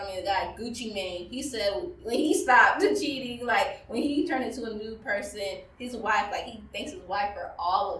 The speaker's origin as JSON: {"language": "English", "region": "Maryland", "country": "United States", "tie": "born or raised there", "said": "I grew up in Maryland, where we're at right now"}